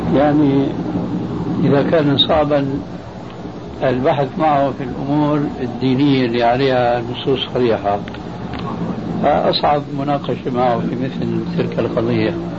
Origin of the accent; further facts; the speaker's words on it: Syria; عندنا في سوريا